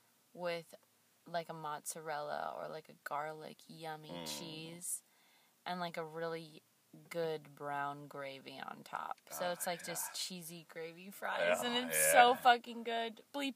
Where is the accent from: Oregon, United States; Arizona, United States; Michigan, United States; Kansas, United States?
Oregon, United States; born or raised there; moved away as an adult; also born or lived in La Mesa, California / Eugene, Oregon; now in California, United States